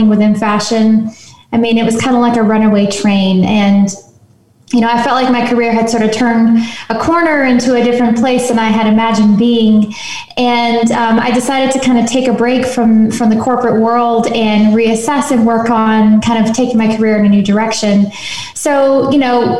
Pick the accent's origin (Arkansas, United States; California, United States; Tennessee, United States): Tennessee, United States; Nashville; moved away; also born or lived in London / Paris / New York; I'm from Nashville, originally born and raised